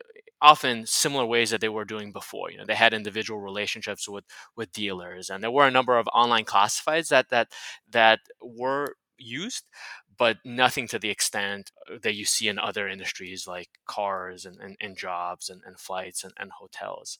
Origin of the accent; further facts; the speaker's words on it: Miami, Florida, United States; moved away; also born or lived in San Francisco; He and I have known each other since middle school. So we grew up together in Miami